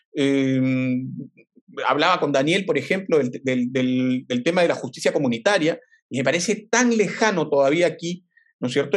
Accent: Peru

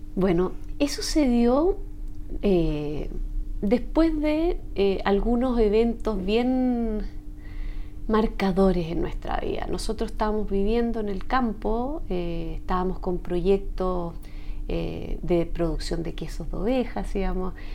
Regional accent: Chile; como chilena de estos tiempos

